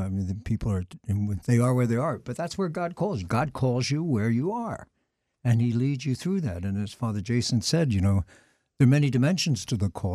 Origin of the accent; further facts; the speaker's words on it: Philadelphia, Pennsylvania, United States; moved away as an adult; also born or lived in Emmitsburg, Maryland; I'm from the Archdiocese of Philadelphia originally, so Saint Charles was always a very important institution for us. We had the altar boy picnics there